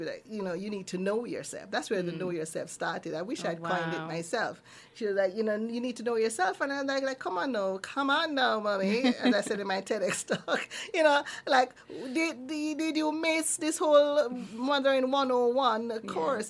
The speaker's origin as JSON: {"language": "English", "town": "Kingston", "country": "Jamaica", "tie": "born or raised there", "moved": "as an adult", "lives_now": "Neath, United Kingdom", "said": "I was born in Kingston"}